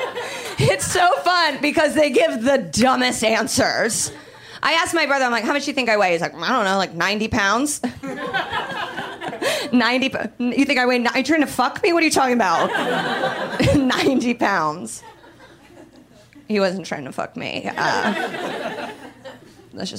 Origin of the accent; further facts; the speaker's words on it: Indiana, United States; moved away; I'm from Indiana